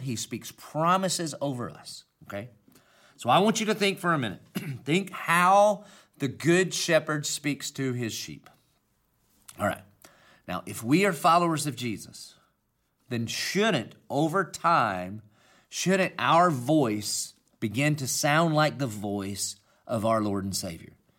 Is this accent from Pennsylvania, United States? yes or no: no; Dillon, South Carolina, United States; accent: Southern country; I obviously have a Southern country accent, and that's because I'm from Dillon, South Carolina